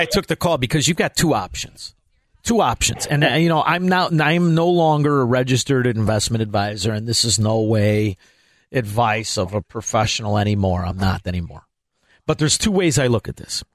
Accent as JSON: {"language": "English", "town": "Chicago", "region": "Illinois", "country": "United States", "tie": "born or raised there", "said": "I grew up in Chicago, Illinois"}